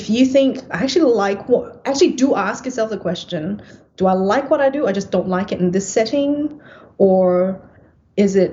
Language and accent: English; Singapore; also born or lived in Perth, Australia; now in Melbourne, Australia; growing up in Singapore